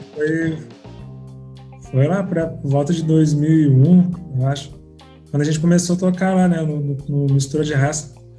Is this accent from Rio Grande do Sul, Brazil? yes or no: yes; Porto Alegre, Rio Grande do Sul, Brazil; moved away as an adult; now in Rio de Janeiro, Brazil; sou natural de Porto Alegre. Estou aqui no Rio desde 2012